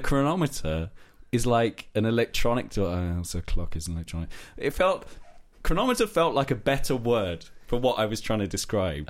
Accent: London, United Kingdom; moved away; I grew up in South East London, so my T H's for a long time were f, fuzz

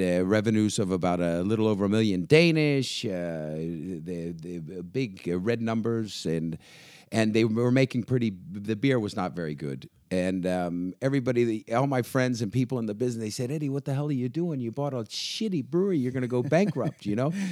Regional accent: Virginia, United States; moved away as an adult; now in Denmark; I'm American, uh, born in Virginia uh, and uh, have uh, yeah lived there all my life

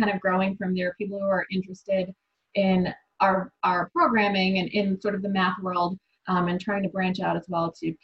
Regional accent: Buffalo, New York, United States; I grew up in Buffalo, New York

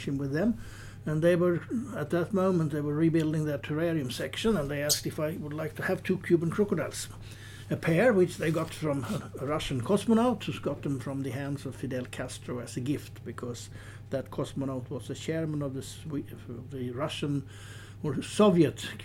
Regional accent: Sweden; As most Swedish people

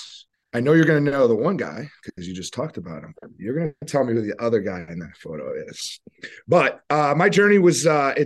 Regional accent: outside of Boston, Massachusetts, United States; moved away as an adult; also born or lived in Billerica, Massachusetts; now in Macon, Georgia, United States; I grew up outside of Boston

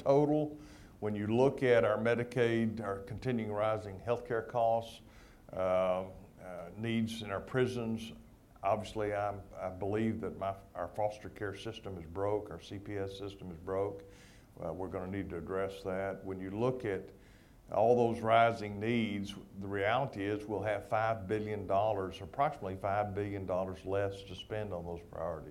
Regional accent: San Angelo, Texas, United States; I'm from San Angelo, and we don't have 90% humidity in San Angelo.

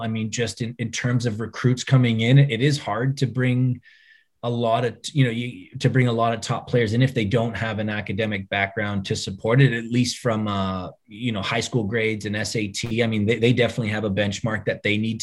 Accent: Toronto, Ontario, Canada; growing up in Toronto, you played hockey

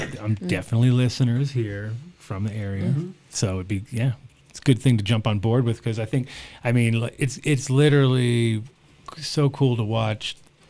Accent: Rhode Island, United States; also born or lived in New York / California; I grew up kind of in Rhode Island and New York and Cali and little back and forth and all that.

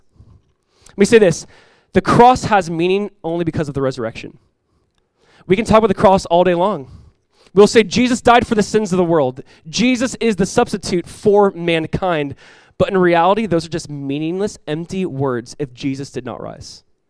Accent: California, United States; when I'm coming from Southern California here, I'm like, oh, not a lot of things look alike.

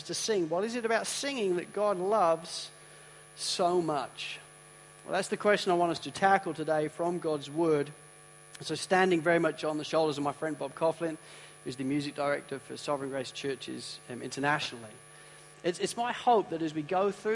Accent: United Kingdom; I'm a British guy

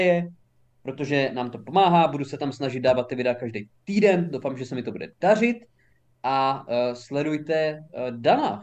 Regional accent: Haná, Olomouc Region, Czechia; jsem žil na Hané a narodil jsem se tam

